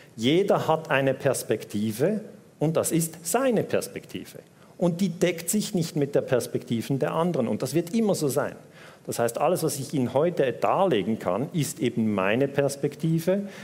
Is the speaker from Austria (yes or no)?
no; Switzerland; accent: Swiss; Ich bin Schweizer, hört man am Akzent